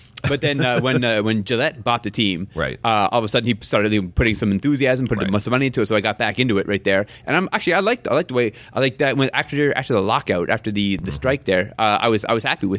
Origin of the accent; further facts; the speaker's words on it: Montreal, Quebec, Canada; born there; I was born in Montreal, but only lived there for a short time.